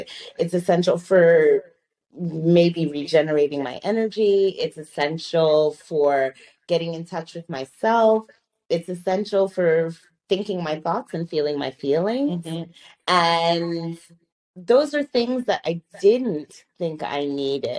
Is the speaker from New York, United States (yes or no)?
yes; New York, United States; moved away as an adult; I was in New York. I grew up in New York